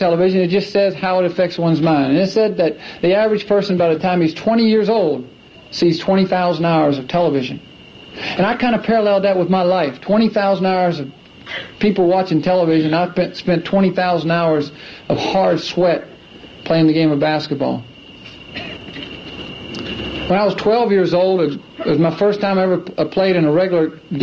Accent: Clemson, South Carolina, United States; I grew up in Clemson, South Carolina, and when I was 4 years old, the only thing I ever knew was basketball

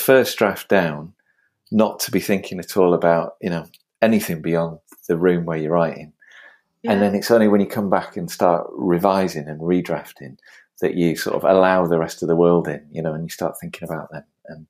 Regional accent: Leeds, Yorkshire and the Humber, United Kingdom; I grew up in Leeds, which isn't that far away.

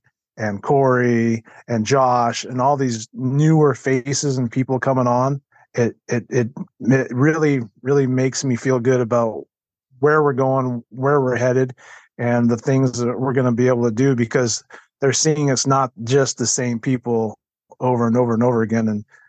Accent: Washington, United States; I live down here in Southwest Washington, born and raised in Washington. Been hunting here for 34 years.

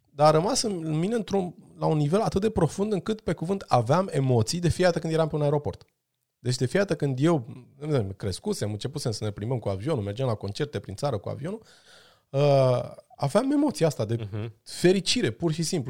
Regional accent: Brașov, Brașov County, Romania; eu am crescut la Brașov, în spatele blocului cu prietenii mei de o viață

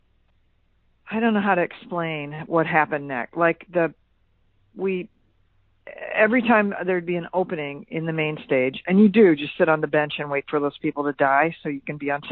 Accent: Quincy, Illinois, United States; moved away as an adult; also born or lived in Chicago; I am a native of Quincy, Illinois

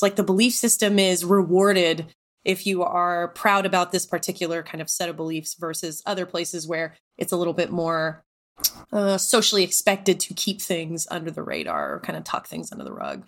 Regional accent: Texas, United States; moved away as an adult; also born or lived in Tennessee; I grew up in Texas, lived in Tennessee

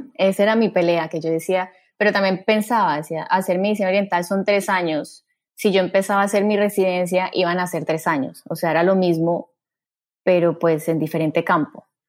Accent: Cali, Valle del Cauca, Colombia; moved away as an adult; also born or lived in Bogotá, Colombia; now in Miami, United States; yo soy caleña, estoy aquí en Miami hace ya casi nueve años, estudié medicina y cirugía general en Cali

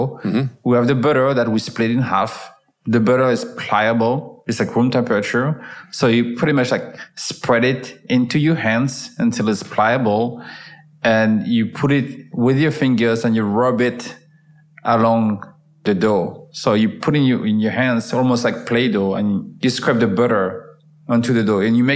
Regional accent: France; moved away; also born or lived in Paris; I was driving from my hometown to Paris, which was about like an hour and a half drive back and forth

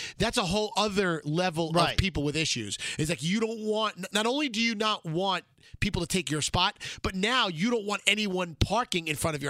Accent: New York City, New York, United States; my years growing up in Brooklyn

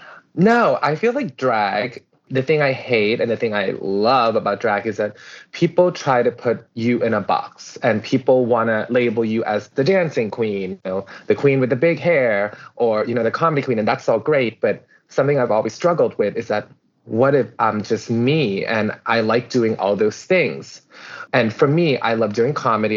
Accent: Samut Prakan, Thailand; English is a second language; moved away; also born or lived in California; I was born and raised in Samut Pakan in the outskirts of Bangkok.

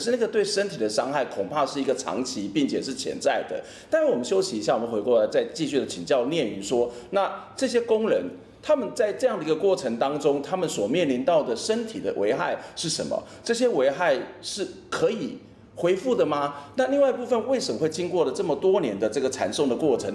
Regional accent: Kaohsiung, Taiwan; 我从小在高雄前阵子

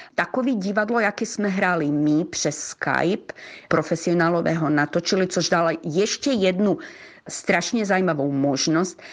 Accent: Croatia; já jsem krajanka z Chorvatska

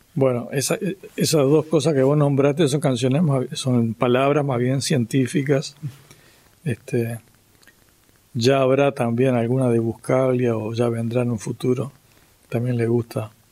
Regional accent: Uruguay; yo era un músico nacido en Uruguay

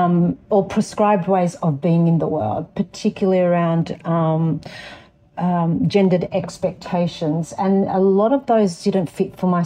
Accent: Darug land, New South Wales, Australia; also born or lived in Lebanon (ancestry); I was born on Darug land and now reside on Gadigal land

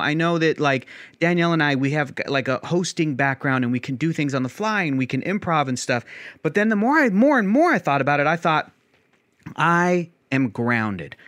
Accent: San Diego, California, United States; I was born and raised in San Diego.

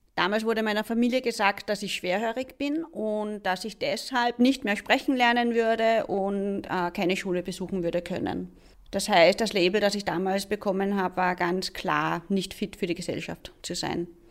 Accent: Liezen district, Upper Styria, Austria; Ich bin aufgewachsen in der Obersteiermark, im steirischen Enstal, im wunderschönen Bezirk Liezen

